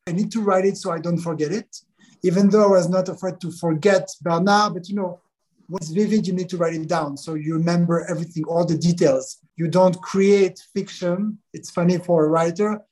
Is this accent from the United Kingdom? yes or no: no; Switzerland; Switzerland, my hometown where I was born, where I still live